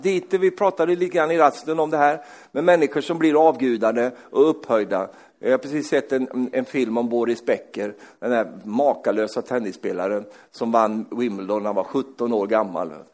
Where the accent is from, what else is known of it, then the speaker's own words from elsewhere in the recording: Sweden; Jag är ju svensk